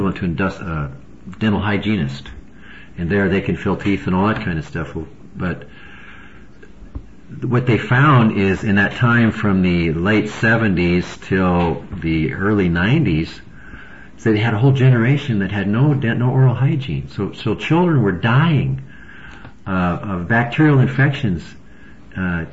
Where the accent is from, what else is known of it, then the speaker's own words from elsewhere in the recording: United States; as an American